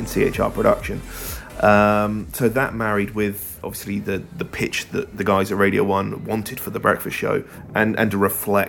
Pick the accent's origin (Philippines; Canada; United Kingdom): United Kingdom; Hampshire, South East England; also born or lived in London; now in Southampton, United Kingdom; I'm originally from Hampshire, and so is my wife